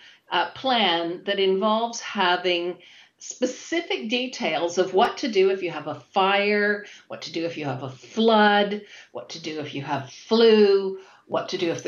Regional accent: Toronto, Ontario, Canada; moved away as an adult; now in United Kingdom; I have lived and worked in the UK for over 20 years now. However, I'm originally from Toronto, Canada.

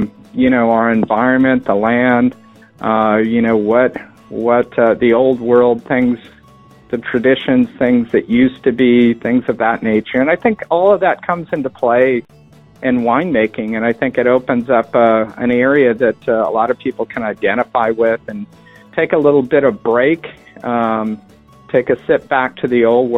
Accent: Stockton, California, United States; also born or lived in Midway Island / Hawaii / Newport, Rhode Island; I grew up in Stockton, California, in the middle of the Central Valley.

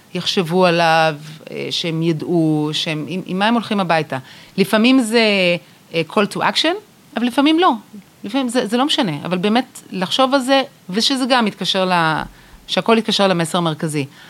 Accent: Israel; אנחנו בתור ישראלים

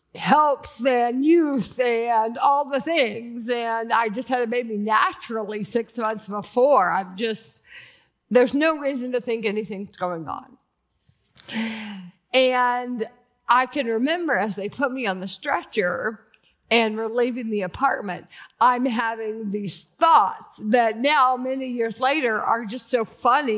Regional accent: Athens, Georgia, United States; moved away as an adult; also born or lived in Birmingham, Alabama / Malibu, California; I was born in Athens, Georgia. I grew up there

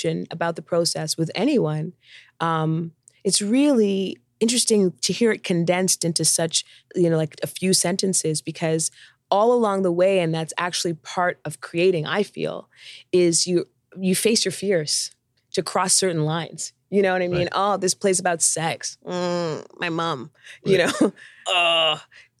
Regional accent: Canada; I'm Canadian

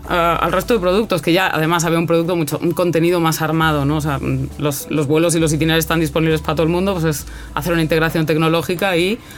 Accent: Mexico; moved away as an adult; also born or lived in Santander, Spain; now in Chile; En verdad nací en España, en Santander, pero cuando era pequeñita me llevaron a México por trabajo de mi padre, viví en México 27 años. Después he vuelto a España y después estando en España me acabé aquí en Chile a 14.000 kilómetros, ¿no? pensando

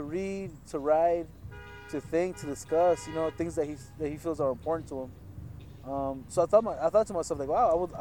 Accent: Los Angeles, California, United States; moved away as an adult; now in Santa Cruz, United States; I was born and raised in the San Fernando Valley, so it's a little bit north of LA, south of Santa Barbara. I grew up in a city called Pacoima and a city called Van Nuys

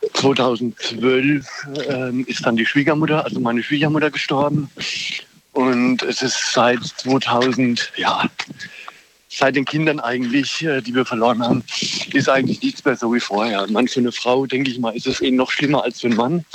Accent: Germany; ich komme aus der Ecke Würzburg. Tauberbischofshagen, Würzburg, da die Gegend.

